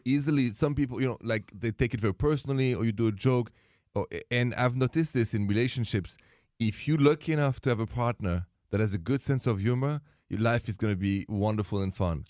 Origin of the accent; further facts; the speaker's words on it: Paris, Île-de-France, France; now in Chicago, United States; I'm from Paris, France. and I live in Chicago